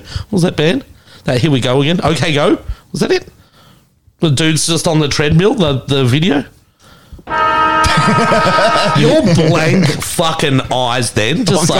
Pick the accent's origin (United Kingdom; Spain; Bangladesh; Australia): Australia; Melbourne, Victoria; I'm from Melbourne